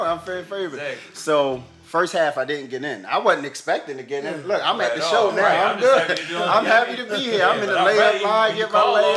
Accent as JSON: {"language": "English", "town": "Philadelphia", "region": "Pennsylvania", "country": "United States", "tie": "born or raised there", "moved": "yes", "lives_now": "Prince George's County, Maryland, United States", "said": "born and raised in Philadelphia, Pennsylvania. Live down in Maryland now, PG County."}